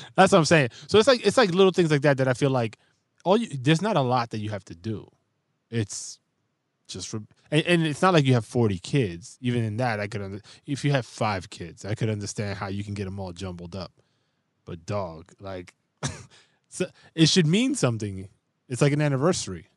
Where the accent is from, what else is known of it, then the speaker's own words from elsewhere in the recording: New York City, New York, United States; I grew up in the Bronx